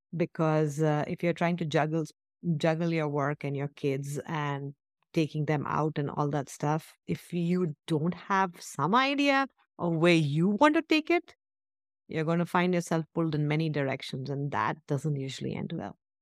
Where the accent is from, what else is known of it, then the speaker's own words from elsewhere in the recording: India; moved away; we grew up in India.